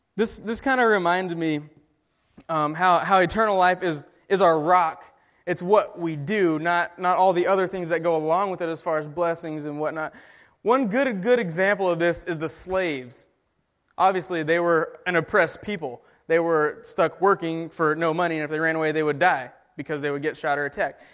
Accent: Texas, United States; I'm from Texas

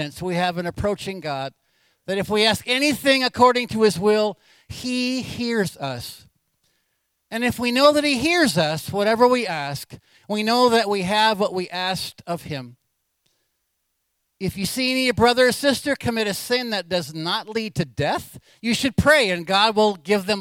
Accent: Anchorage, Alaska, United States; I was born in Alaska in Anchorage in 1956. Been part of this church my whole life

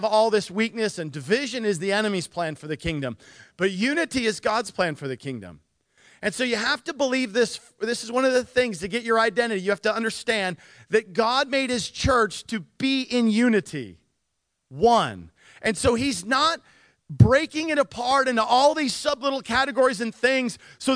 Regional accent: Nikiski, Alaska, United States; I grew up in Nikiski.

